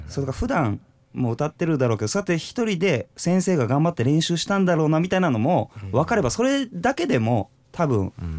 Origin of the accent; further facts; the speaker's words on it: Tokachi, Hokkaido, Japan; moved away; 実家があの、十勝の更津の皿別村